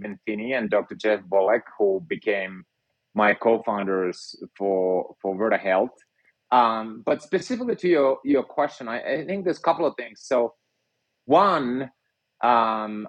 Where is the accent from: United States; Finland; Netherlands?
Finland; moved away; I grew up in Finland and was a physicist by training